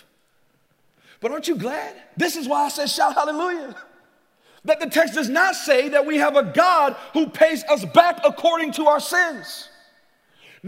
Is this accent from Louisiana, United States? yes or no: yes; Louisiana, United States; growing up in Louisiana